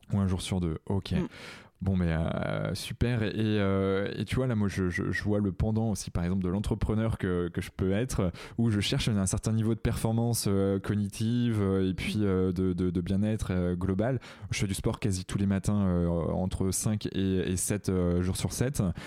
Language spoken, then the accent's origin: French; Redon, Brittany, France; je, suis originaire d'à côté de Rennes. Je suis né à Redon